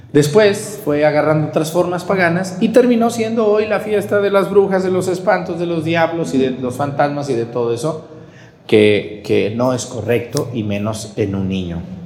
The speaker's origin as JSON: {"language": "Spanish", "country": "Mexico"}